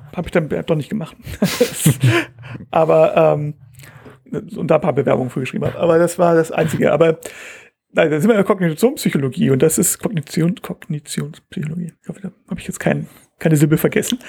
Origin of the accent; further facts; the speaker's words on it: Hamburg, Germany; also born or lived in Bangkok; als Hamburger